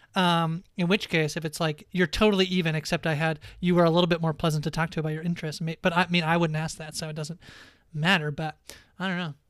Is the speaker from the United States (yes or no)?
no; Canada